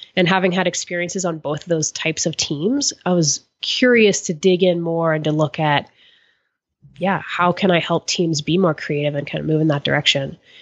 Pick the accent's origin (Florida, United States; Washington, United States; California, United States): Florida, United States; I grew up in Florida